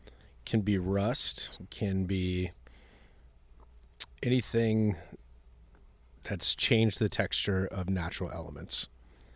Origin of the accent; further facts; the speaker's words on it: Muskogee, Oklahoma, United States; moved away as an adult; also born or lived in Texas / Los Angeles, California; now in Austin, United States; I grew up in a small town in Oklahoma